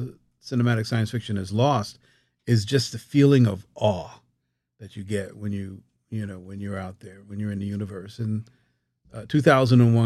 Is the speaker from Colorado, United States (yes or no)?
no; Newark, New Jersey, United States; moved away; also born or lived in Roselle, New Jersey; growing up, it was Newark